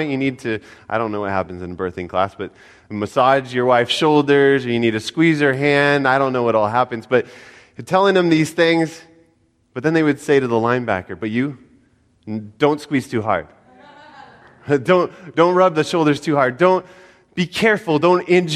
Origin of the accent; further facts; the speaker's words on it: Denver, Colorado, United States; I was born in Denver, Colorado